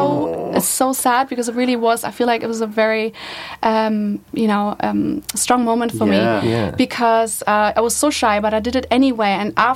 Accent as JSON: {"language": "English", "region": "Berlin", "country": "Germany", "tie": "born or raised there", "said": "I grew up in Berlin"}